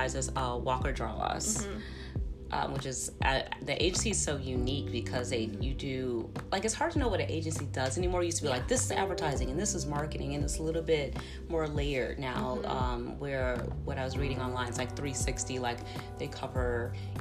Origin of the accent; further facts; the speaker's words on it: Chicago, Illinois, United States; Chicago, my hometown